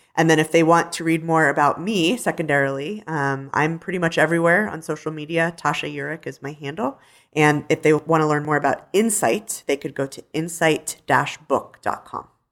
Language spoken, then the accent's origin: English; Denver, Colorado, United States; growing up in Denver, being a city girl